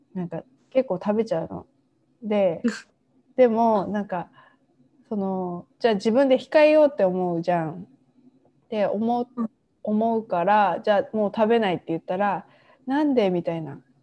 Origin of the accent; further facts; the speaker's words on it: Japan; also born or lived in Taiwan; 自分の母国の日本に戻ってきて